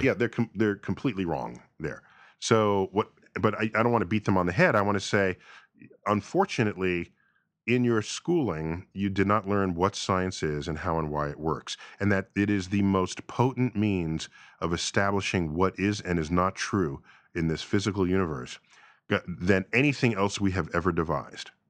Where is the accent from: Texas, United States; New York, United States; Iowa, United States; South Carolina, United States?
New York, United States; New York City; growing up in New York City